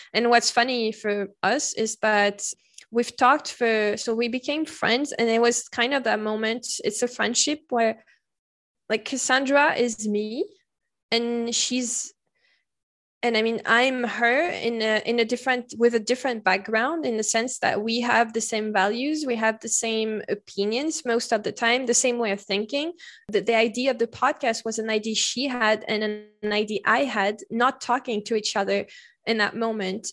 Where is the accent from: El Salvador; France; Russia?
France; Paris, Île-de-France; first language French; English is a second language; moved away; also born or lived in Le Mans; I come from Paris